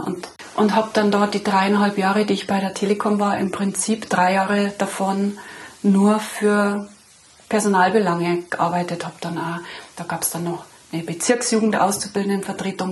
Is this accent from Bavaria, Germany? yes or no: yes; Munich, Bavaria, Germany; now in Lenggries, Germany; ich bin in München geboren, 1972, in eine Arbeiterfamilie hinein, mit äh, zwei Brüdern aufgewachsen